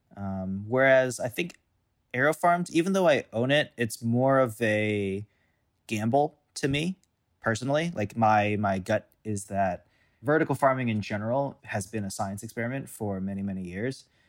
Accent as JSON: {"language": "English", "town": "St. Louis", "region": "Missouri", "country": "United States", "tie": "born or raised there", "moved": "as an adult", "said": "I grew up in Saint Louis"}